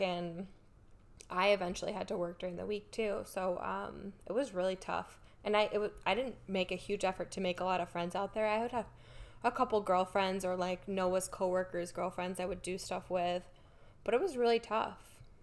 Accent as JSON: {"language": "English", "town": "Rochester", "region": "New York", "country": "United States", "moved": "as an adult", "lives_now": "Cleveland, United States", "said": "I'm from Rochester"}